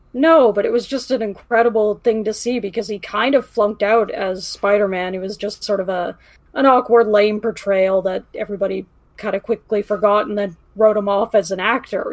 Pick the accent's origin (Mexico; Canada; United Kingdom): Canada; being Canadian